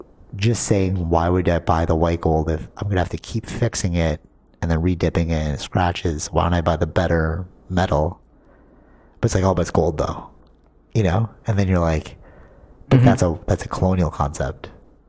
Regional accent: Philippines; growing up, I, like, really rebelled against the whole Catholic system being Filipino.

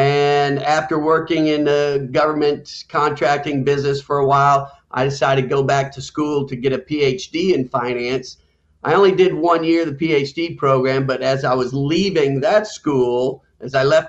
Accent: Alabama, United States; Well, I'm from Alabama, but my family's originally from Chicago.

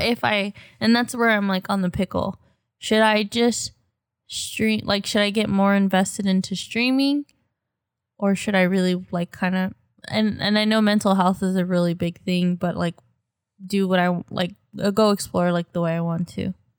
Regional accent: United States; We're American 'cause we're born in America

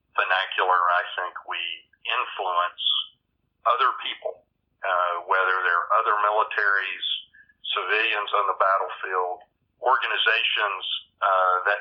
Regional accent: just outside of Birmingham, Alabama, United States; also born or lived in Lubbock, Texas; now in North Carolina, United States; I grew up in, I grew up in Alabama, just outside of Birmingham

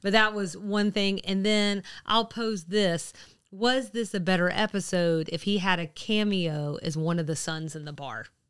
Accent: the South, United States; we're from the South.

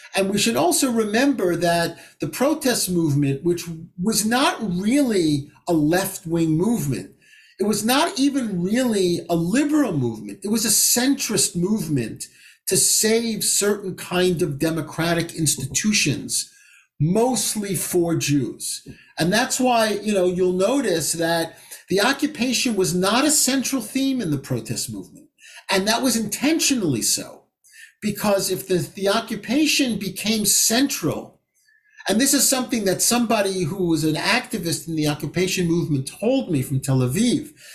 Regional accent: United States; also born or lived in Israel; I feel that humiliation both as an American Jew, as an Israeli citizen, and as a Jew.

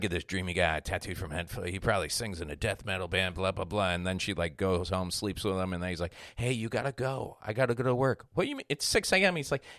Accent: Kansas, United States; Sir, I'm from Kansas.

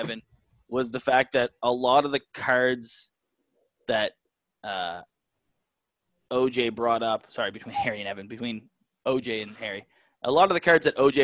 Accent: Canada; as a Canadian

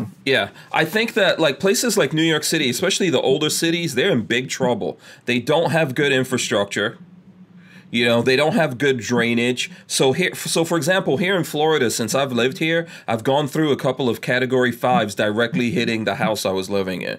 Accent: Guyana; born there; also born or lived in England / Nigeria; I was born in Guyana, third world country, South America. I did live in England for a little while, but I also lived in Nigeria and went through a lot of blackouts and things like that.

